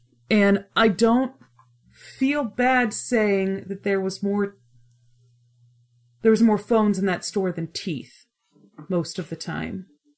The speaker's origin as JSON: {"language": "English", "town": "Dayton", "region": "Ohio", "country": "United States", "tie": "born or raised there", "also_born_or_lived": "Troy, Ohio / Kettering, Ohio / Bellbrook, Ohio / Bowling Green, Ohio", "said": "I was born in Troy. Mm-hmm. Then we moved to Kettering. And then we moved to Bellbrook. So we just went down 75."}